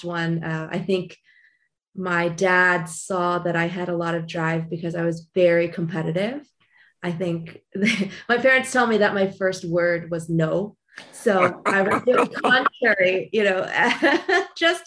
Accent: Long Beach, California, United States; I was born and raised in Long Beach, California

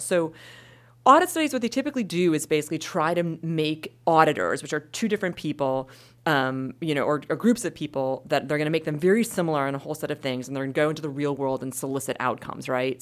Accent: Wisconsin, United States; I'm from Wisconsin

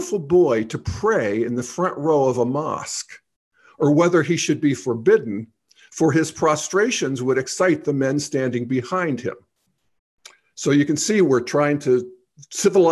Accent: Steel Valley of Western Pennsylvania, United States; moved away as an adult; also born or lived in Boulder, Colorado; I moved away from my hometown in the Steel Valley of Western Pennsylvania

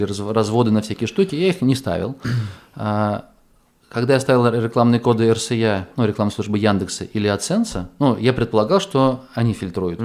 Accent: Astrakhan, Astrakhan Oblast, Russia; moved away; я из Астрахани

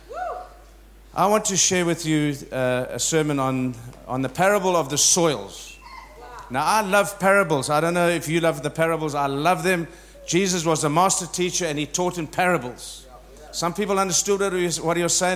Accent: South Africa; I was born in South Africa, so I'm an African from South Africa. And I think I'm going to spend the rest of my days there

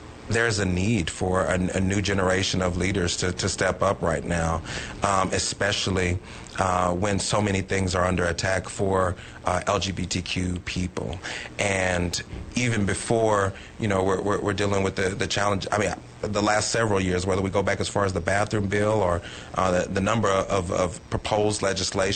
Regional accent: Dallas, Texas, United States; moved away as an adult; also born or lived in Washington, D.C.; I was born and raised in Dallas, Texas, in the Oak Cliff area by the Dallas Zoo

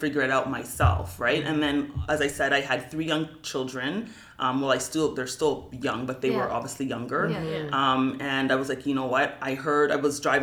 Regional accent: Toronto, Ontario, Canada; I grew up in Galloway, which is an economically challenged area.

